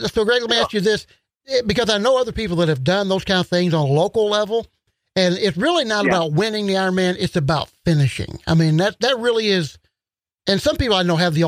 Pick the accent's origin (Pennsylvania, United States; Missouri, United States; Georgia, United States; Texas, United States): Missouri, United States; St. Louis; I grew up in St. Louis